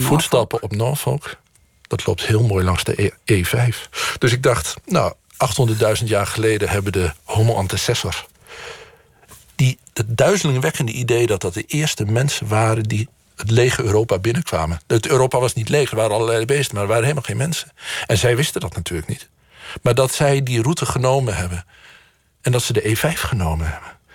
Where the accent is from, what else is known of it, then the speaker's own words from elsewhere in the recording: Boekelo, Overijssel, Netherlands; van Boekelo, waar ik ben opgegroeid, naar de Utrechtse Heuvelrug